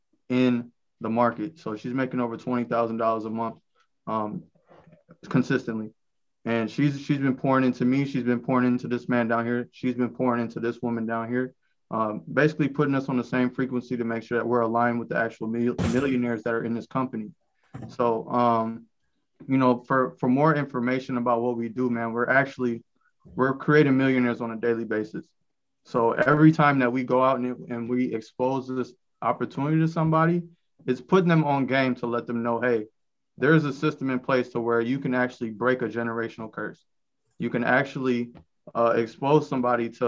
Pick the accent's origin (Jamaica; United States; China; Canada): United States; Rockford, Illinois; I'm from Rockford, Illinois